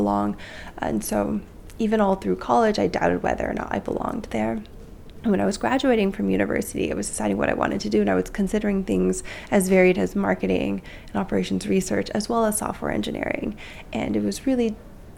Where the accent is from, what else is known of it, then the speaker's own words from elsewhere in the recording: the Bay Area, California, United States; also born or lived in Mountain View; I grew up in the Bay Area.